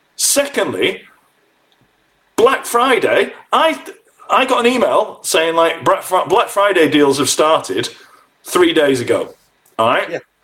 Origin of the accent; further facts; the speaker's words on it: United Kingdom; we're British